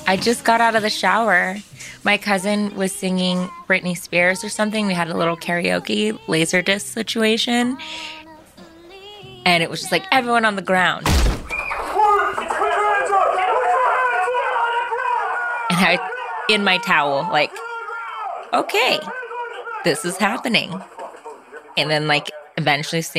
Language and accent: English; Orange County, California, United States; I grew up in Orange County